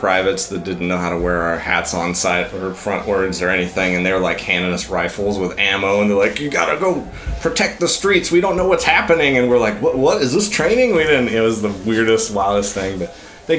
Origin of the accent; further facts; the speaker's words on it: Alliance, Nebraska, United States; moved away as an adult; I grew up in Western Nebraska. So yeah. Originally Alliance